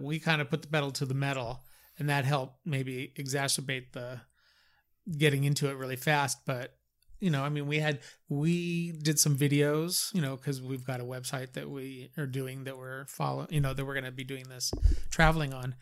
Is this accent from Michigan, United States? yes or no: no; California, United States; I was born and raised in California